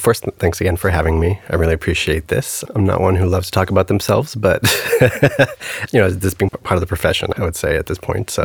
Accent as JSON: {"language": "English", "town": "El Paso", "region": "Texas", "country": "United States", "tie": "born or raised there", "moved": "as an adult", "said": "I grew up in El Paso and lived there up until I went away to undergrad"}